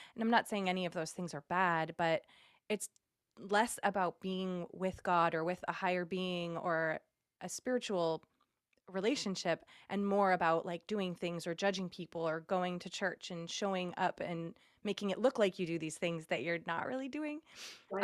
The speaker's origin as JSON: {"language": "English", "region": "Massachusetts", "country": "United States", "tie": "born or raised there", "also_born_or_lived": "Indiana", "moved": "as an adult", "lives_now": "California, United States", "said": "I moved to Indiana from Massachusetts um, when I was like 21 and then moved to California after that and I'm the only person who doesn't live in New England"}